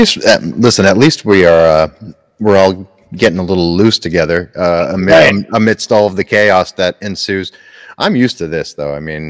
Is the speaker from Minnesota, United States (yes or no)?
no; Scranton, Pennsylvania, United States; I'm from the Scranton area, Scranton, Pennsylvania.